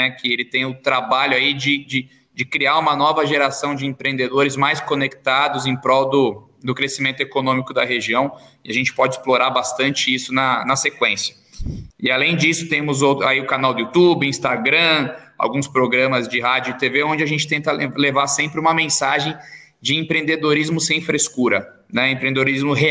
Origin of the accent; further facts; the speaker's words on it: São José dos Campos, São Paulo, Brazil; sou natural de São José dos Campos, hoje eu tenho 33 anos.